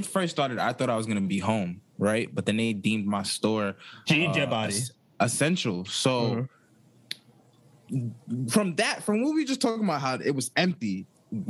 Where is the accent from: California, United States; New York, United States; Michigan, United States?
New York, United States; New York City; As a New Yorker